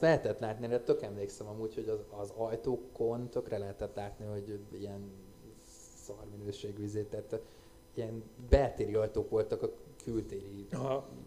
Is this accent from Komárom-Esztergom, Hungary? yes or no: no; Budapest, Hungary; én budai vagyok